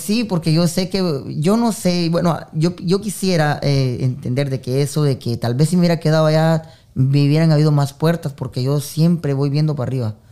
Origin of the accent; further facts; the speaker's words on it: Esquipulas, Chiquimula, Guatemala; now in United States; yo soy originario de Guatemala, Esquipulas, eh, de la eterna primavera de Esquipulas.